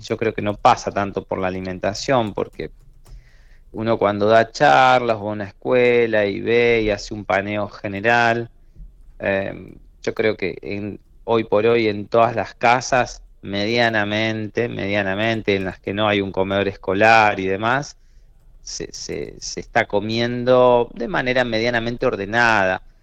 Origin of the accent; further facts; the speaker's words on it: Trenel, La Pampa, Argentina; also born or lived in Córdoba / Buenos Aires; yo soy de Trenel y nací allá. Cuando yo era chico, iba a visitar a mis amigos